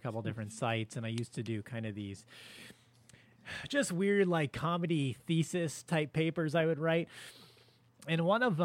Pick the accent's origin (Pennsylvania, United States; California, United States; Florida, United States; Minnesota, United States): California, United States; Was a Knott's Berry Farm guy growing up in California